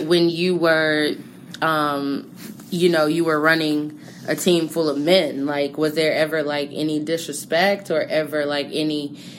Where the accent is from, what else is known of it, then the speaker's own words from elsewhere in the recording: New Jersey, United States; I'm from New Jersey.